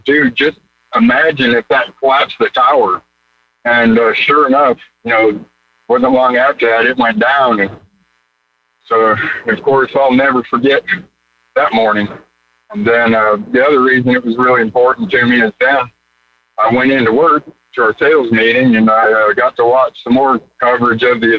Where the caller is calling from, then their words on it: Alabama, United States; from Alabama.